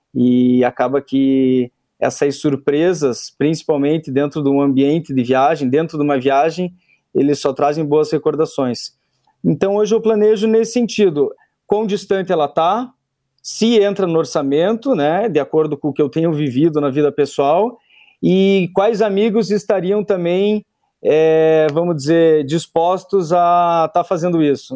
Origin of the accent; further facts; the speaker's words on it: Curitiba, Paraná, Brazil; eu sou natural de Curitiba, eu moro em Curitiba